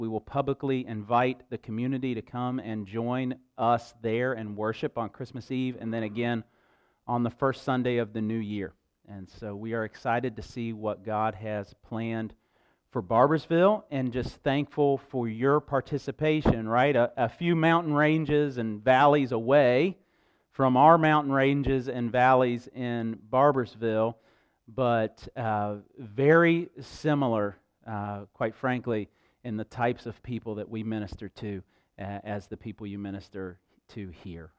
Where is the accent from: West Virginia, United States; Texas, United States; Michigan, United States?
West Virginia, United States; Huntington; also born or lived in Barboursville, West Virginia; I was born in Huntington, uh, the home of Marshall University